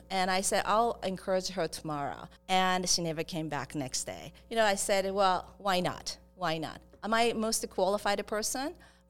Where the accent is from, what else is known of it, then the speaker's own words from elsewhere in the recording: Japan; English is a second language; moved away; I'm originally from Japan. And I grew up in different countries, so I came here hustling to just didn't speak English first, so it's been a long way.